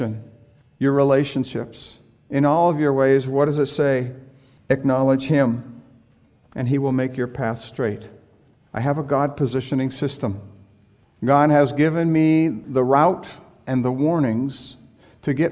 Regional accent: San Diego, California, United States; I grew up in San Diego

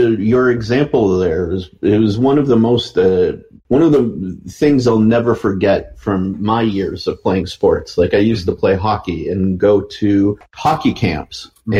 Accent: Detroit, Michigan, United States; also born or lived in Canada; I'm Middle Eastern, but I grew up in America and in Detroit

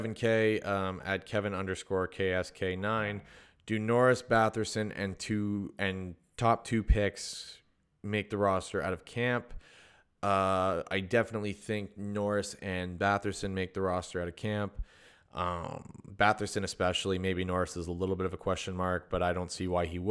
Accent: Sudbury, Ontario, Canada; I'm from Sudbury

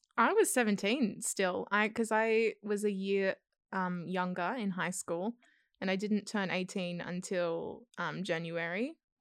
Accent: South Coast, New South Wales, Australia; now in Sydney, Australia; I'm from the South Coast originally.

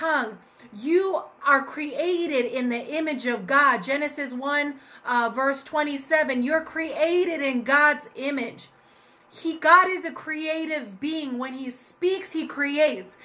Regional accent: Colorado, United States; my home state of Colorado

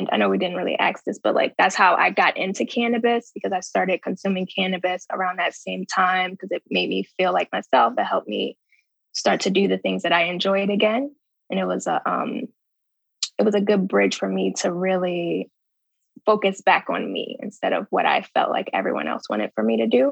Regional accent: Baltimore, Maryland, United States; moved away as an adult; also born or lived in New Orleans, Louisiana / Antigua; now in Chicago, United States; I am originally from Baltimore, Maryland. Currently I'm in Chicago. I came to Chicago in 2012 for residency. Prior to that, I grew up in Baltimore.

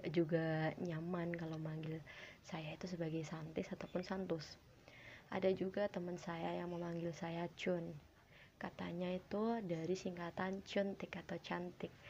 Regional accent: Kediri, East Java, Indonesia; saya berasal dari Jawa Timur, dari Kediri. Uh, kalian tahu kan Kediri?

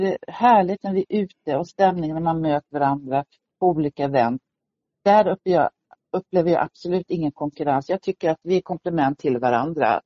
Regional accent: Sweden; now in Stockholm, Sweden; Jag kom ursprungligen från Småland och hamnade i mm. Stockholm mm. efter många år sedan

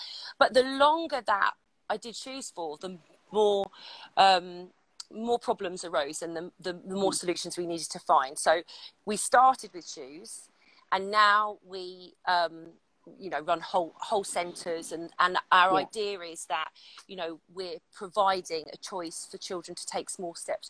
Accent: London, United Kingdom; I'm from London and I used to be a celebrity reporter.

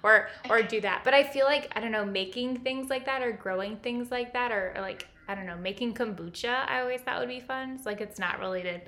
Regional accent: Napa, California, United States; moved away; I grew up in Napa

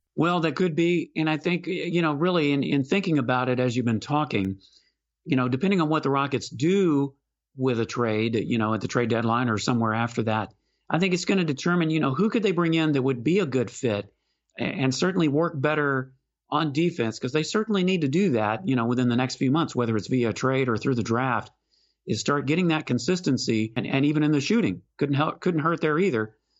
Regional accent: Houston, Texas, United States; moved away as an adult; now in Austin, United States; I live in Austin, but I'm from Houston. So I certainly grew up with, uh, plenty of skeeters in my yard

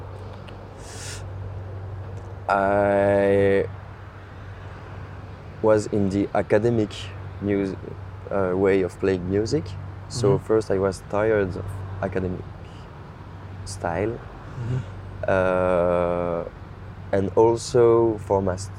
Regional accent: Brussels, Brussels-Capital Region, Belgium; I come from Brussels

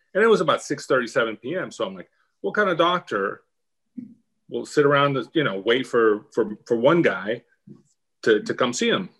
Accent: Miami, Florida, United States; moved away as an adult; I was from Miami

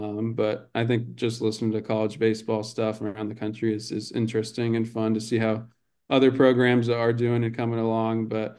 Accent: Tampa, Florida, United States; I'm from Tampa. And I think USF has some kids from Jesuit where I went to.

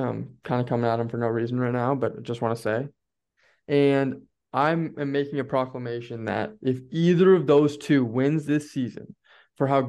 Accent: Stillwater, Minnesota, United States; we're both Minnesotans. She's from St. Paul. I'm from Stillwater

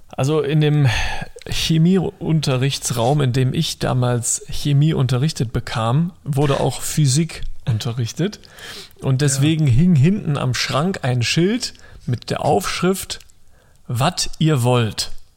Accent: Rhineland, Germany; als Rheinländer

